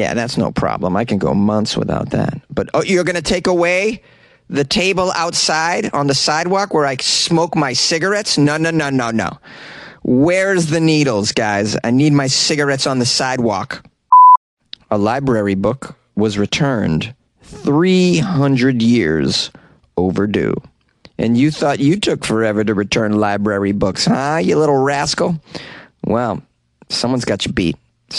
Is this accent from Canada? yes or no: no; England, United Kingdom; It's required because I'm English.